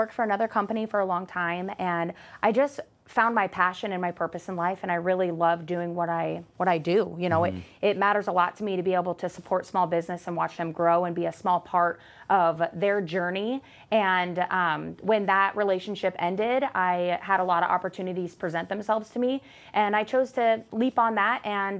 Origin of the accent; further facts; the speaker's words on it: Arizona, United States; I am, yes. What? Born and raised, yeah.